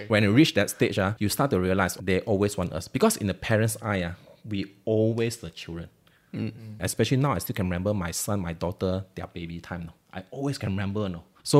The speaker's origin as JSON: {"language": "English", "country": "Malaysia", "tie": "born or raised there", "moved": "as an adult", "lives_now": "Singapore", "said": "I left my hometown after I graduated with STPM, right? Malaysian A-level when I was 20 years old."}